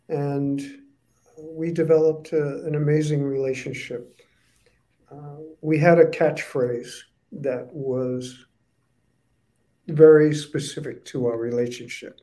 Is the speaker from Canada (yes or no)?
no; Rhode Island, United States; I'm from Rhode Island, the Northeast. It's a small state. I grew up in the restaurant business